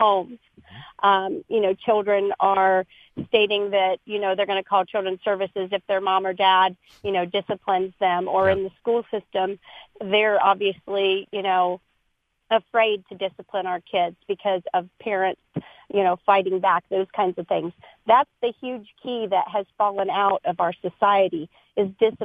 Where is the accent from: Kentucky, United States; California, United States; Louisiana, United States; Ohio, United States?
Ohio, United States; I grew up in Ohio